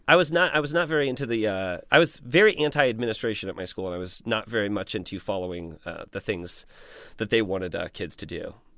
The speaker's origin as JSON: {"language": "English", "region": "Indiana", "country": "United States", "said": "I'm still from Indiana, and there was, there truly was not much"}